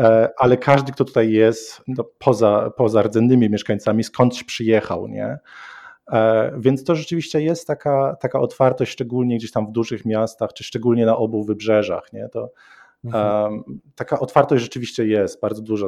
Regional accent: Koszalin, West Pomeranian Voivodeship, Poland; now in Montana, United States; Ja pochodzę z Koszalina

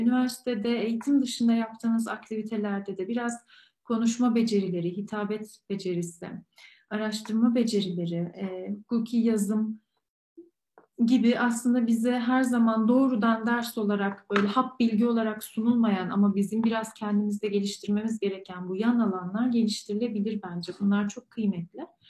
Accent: Ankara, Turkey; moved away as an adult; also born or lived in Istanbul / London; bir Ankaralı olarak daha sonra İstanbul'a taşındım ben

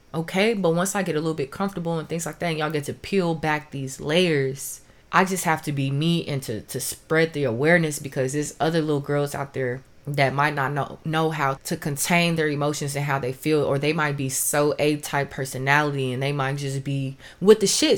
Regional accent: Los Angeles, California, United States; now in Houston, United States; I was born in Los Angeles and currently I'm in Houston

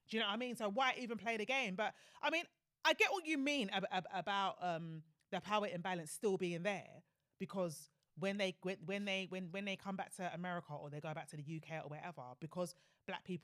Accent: Jamaica; obviously me as a Jamaican, like, you know, it's not really something that I've considered.

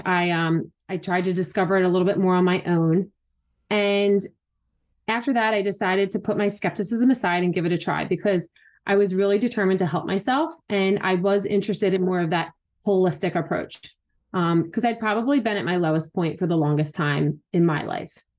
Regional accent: Philadelphia, Pennsylvania, United States; moved away as an adult; also born or lived in Wilmington, North Carolina; I was born and raised in Philly and where we currently live

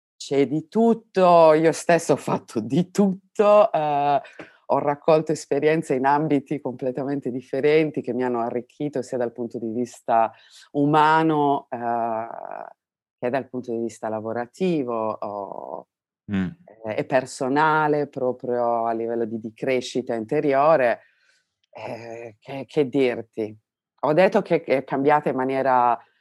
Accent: Domusnovas, Sardinia, Italy; now in Berlin, Germany; io provengo dalla Sardegna, non parliamo del, del, del come sono i rapporti sociali nel paesino di mia provenienza, che si chiama Domus Novas

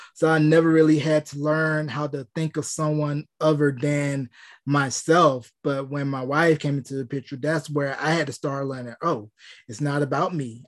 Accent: North Carolina, United States; my hometown of North Carolina

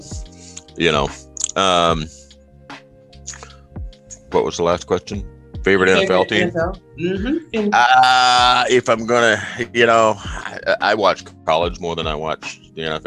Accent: near Portland, Oregon, United States; moved away as an adult; now in Oklahoma, United States; My hometown is in Oregon, and near Portland, near the Portland area. But now I live in Oklahoma.

